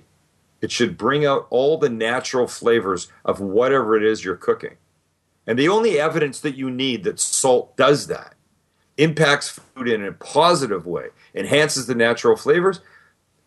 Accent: Vancouver, British Columbia, Canada; I grew up in Vancouver, Canada.

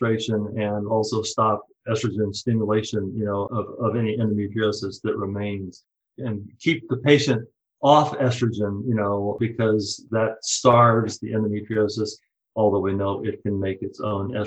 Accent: Fort Worth, Texas, United States; moved away as an adult; also born or lived in Stanford, California / Houston, Texas / Portland, Oregon; I was born and raised in Fort Worth, Texas

